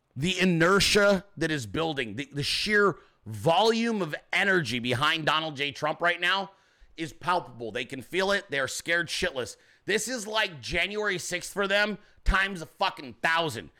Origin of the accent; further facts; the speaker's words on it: Arizona, United States; moved away as an adult; now in Georgia, United States; I'm from Arizona